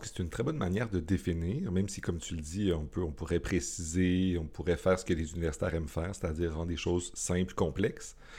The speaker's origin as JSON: {"language": "French", "town": "Montreal", "region": "Quebec", "country": "Canada", "said": "moi, en tant que Montréalais"}